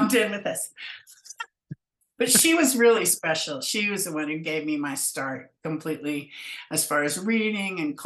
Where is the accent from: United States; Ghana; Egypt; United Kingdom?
United States; Fresno, California; moved away as an adult; also born or lived in San Francisco, United States / Eureka, California, United States; I grew up in Fresno